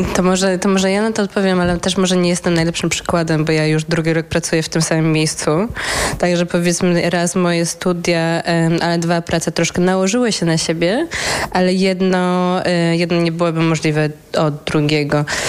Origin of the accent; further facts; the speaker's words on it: Poland; now in Netherlands; naszej polskiej społeczności, czy to studentów, czy to ogólnie polskiej społeczności w Holandii